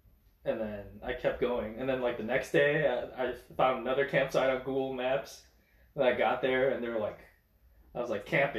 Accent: United States; I was like, America.

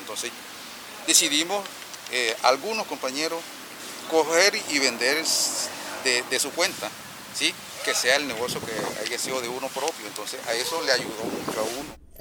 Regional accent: Tuchín, Córdoba, Colombia; moved away as an adult; now in Cartagena, Colombia; Nací en Tuchín, Córdoba, tierra ancestrales indígenas

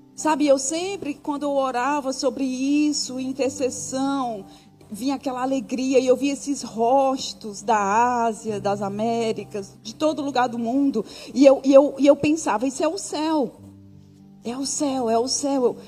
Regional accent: Brazil; moved away; Quando eu saí do Brasil, eu jamais pensei que eu fosse voltar

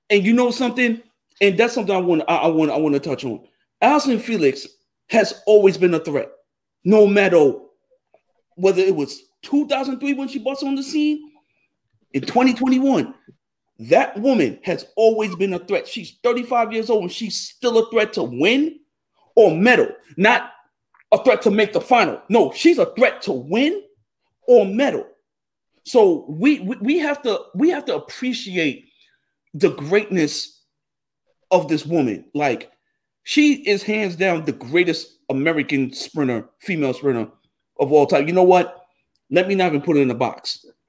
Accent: Jamaica; I'm Jamaican

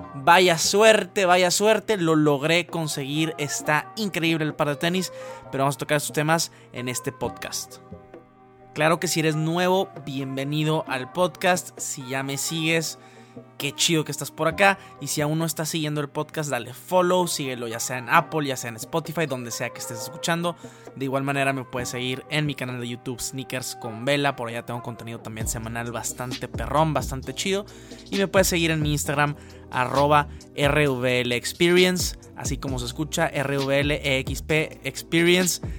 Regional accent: Mexico; como mexicano

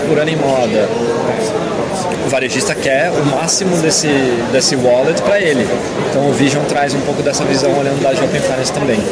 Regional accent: Campinas, São Paulo, Brazil; moved away as an adult; also born or lived in United States / China; eu sou de Campinas, né? Cresci lá

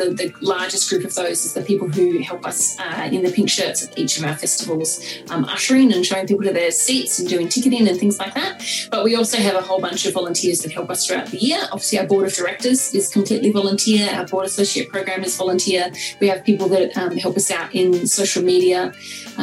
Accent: Tasmania, Australia; moved away; when I was a teenager growing up in Tasmania in the 90s

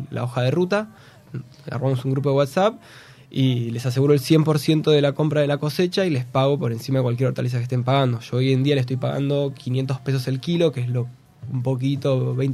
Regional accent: Argentina

